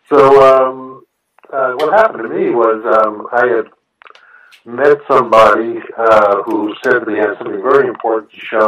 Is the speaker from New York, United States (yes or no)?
yes; New York, United States; Well, I'm a New Yorker. I was born here. I live here. You might be able to tell it from my voice